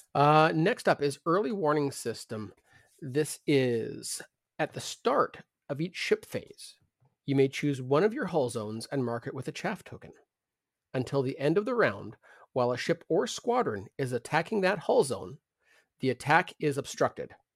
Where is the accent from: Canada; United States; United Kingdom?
Canada